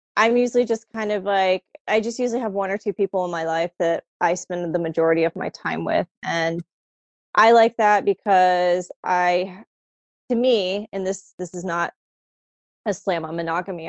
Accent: Florida, United States; born or raised there; now in DC, United States

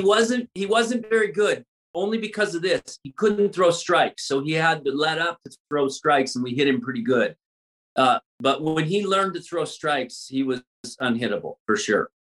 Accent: Louisiana, United States; also born or lived in Texas; now in Los Angeles, United States; I'm from Louisiana, but I lived in Texas all the all, all my mm-hmm. years prior to coming to Los Angeles

